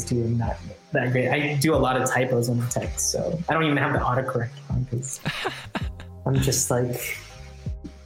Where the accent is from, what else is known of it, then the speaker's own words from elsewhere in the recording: San Jose, California, United States; moved away as an adult; also born or lived in Hayward; now in San Francisco, United States; I'm born, raised, educated, and worked in San Jose for most of my life